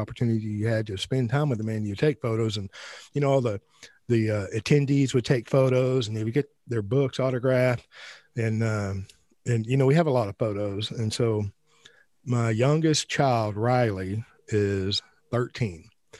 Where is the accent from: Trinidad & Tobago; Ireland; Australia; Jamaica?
Ireland; Well, I'm Irish as well. I don't drink.